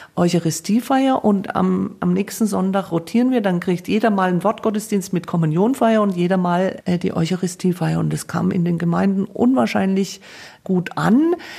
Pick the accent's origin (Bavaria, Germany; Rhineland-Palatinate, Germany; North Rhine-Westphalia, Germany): Bavaria, Germany; Coburg; ich bin ja komme ja gebürtig aus Coburg, also Erzbistum Bamberg